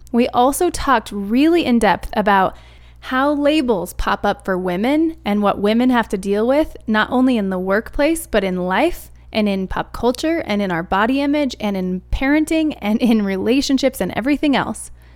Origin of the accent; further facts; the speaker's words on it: Arizona, United States; now in Colorado, United States; I'm an Arizona kid. I was raised in Arizona